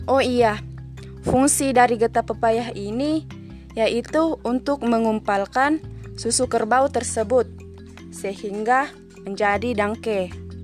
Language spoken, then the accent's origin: Indonesian; Enrekang, South Sulawesi, Indonesia; saya akan membahas atau berbagi tentang kuliner khas dari daerah saya yaitu Enrekang.